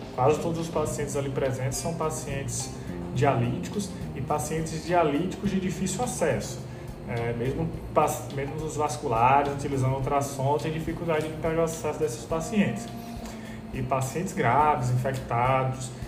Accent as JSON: {"language": "Portuguese", "town": "João Pessoa", "region": "Paraíba", "country": "Brazil", "also_born_or_lived": "Recife", "moved": "as an adult", "lives_now": "Salvador, Brazil", "said": "Sou de João Pessoa"}